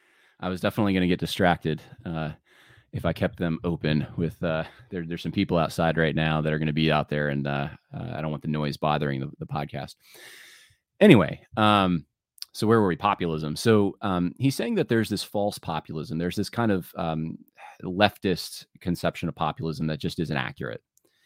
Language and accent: English; Richmond, Virginia, United States; My hometown is Richmond, Virginia. That puts me on the rich side.